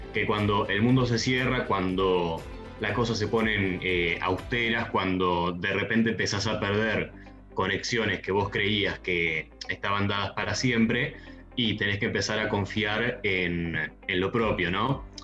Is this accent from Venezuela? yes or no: no; San Carlos de Bariloche, Río Negro, Argentina; now in Buenos Aires, Argentina; Soy de Bariloche y es la ciudad donde se produjeron los satélites